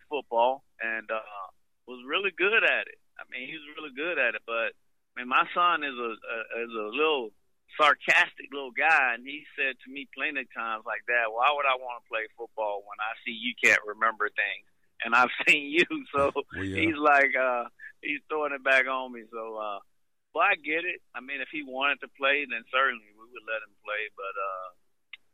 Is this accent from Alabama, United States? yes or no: yes; Montgomery, Alabama, United States; I grew up in Montgomery, Alabama, and no shame to my neighborhood.